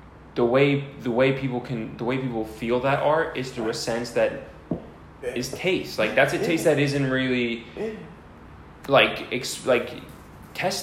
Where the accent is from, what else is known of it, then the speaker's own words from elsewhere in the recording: New Jersey, United States; now in Los Angeles, United States; I was like, Jersey